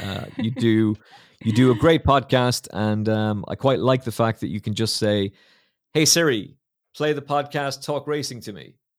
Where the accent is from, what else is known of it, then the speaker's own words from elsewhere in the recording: Ireland; as an Irishman